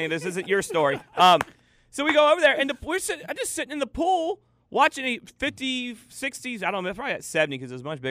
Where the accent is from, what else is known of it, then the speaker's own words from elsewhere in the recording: East Point, Georgia, United States; I was born in East Point